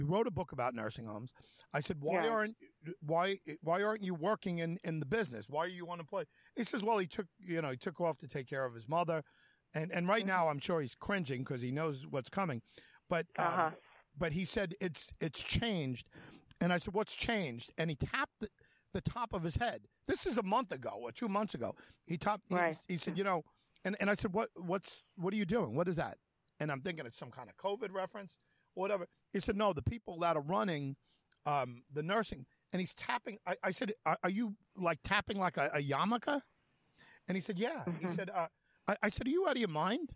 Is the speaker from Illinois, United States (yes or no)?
no; New York, United States; I'm from New York